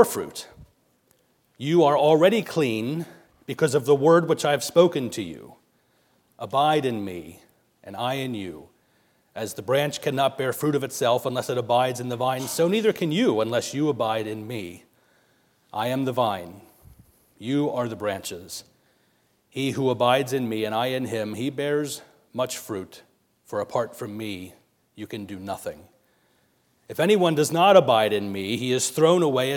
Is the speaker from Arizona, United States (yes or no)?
no; Lancaster County, Pennsylvania, United States; moved away; also born or lived in Pittsburgh, Pennsylvania; I'm originally from Lancaster County, so this, what we're surrounded by here, seems like home to me